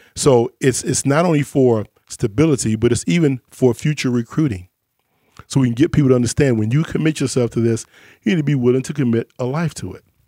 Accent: Chicago, Illinois, United States; I grew up in Chicago

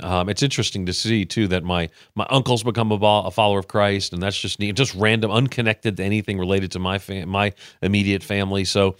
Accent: New York, United States; Yeah, well, you know, New York at the time in the 70s was kind of not in the best place.

